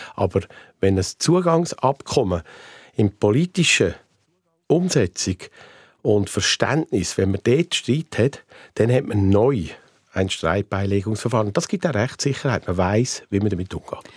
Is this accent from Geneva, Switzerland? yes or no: no; Aargau, Switzerland; im Kanton Aargau, wo ich herkomme